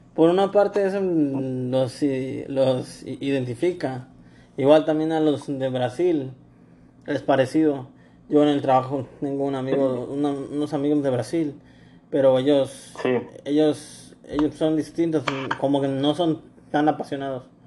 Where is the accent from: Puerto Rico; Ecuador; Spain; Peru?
Ecuador; now in Mexico